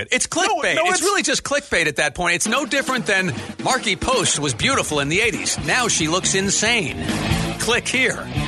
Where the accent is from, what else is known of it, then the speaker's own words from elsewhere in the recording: New York, United States; I grew up in the New York area. I was a Giants fan.